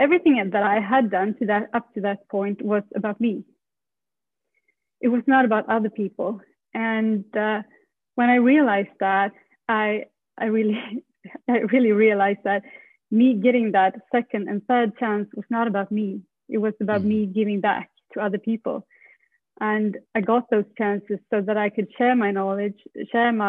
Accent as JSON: {"language": "English", "country": "Sweden", "moved": "as an adult", "said": "I moved from Sweden when I was 19."}